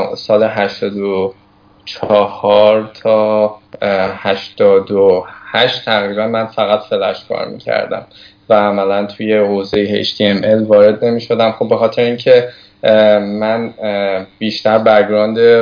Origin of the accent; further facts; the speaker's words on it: Tehran, Tehran Province, Iran; also born or lived in Hamadan; تهران هستم توی محله گیشا هم بزرگ شدم